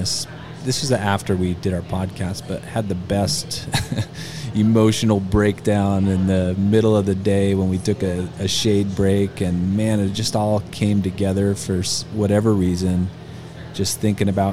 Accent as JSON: {"language": "English", "country": "United States", "said": "from the United States"}